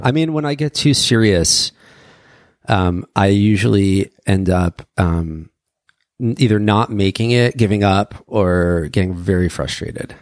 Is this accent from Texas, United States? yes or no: no; New York, United States; I grew up in New York